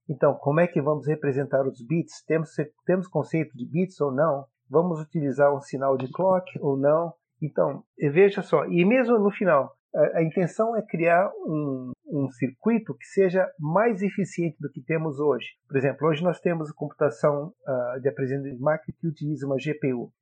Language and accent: Portuguese; Brazil; moved away; nasci e cresci no Brasil